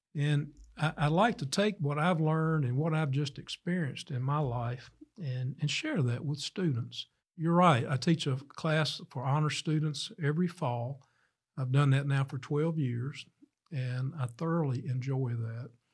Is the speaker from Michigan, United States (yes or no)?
no; Starkville, Mississippi, United States; I was born here in Starkville